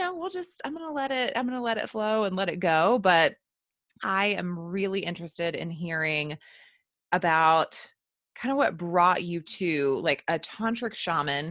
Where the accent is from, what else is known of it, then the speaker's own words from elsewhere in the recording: the South, United States; growing up in the South and the Bible Belt